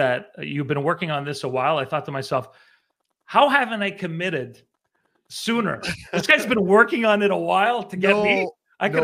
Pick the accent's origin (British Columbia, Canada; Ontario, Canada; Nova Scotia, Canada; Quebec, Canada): Quebec, Canada; Montreal; moved away as an adult; also born or lived in Vancouver; I remember growing up in Montreal. I grew up near the Olympic Stadium in Rosemont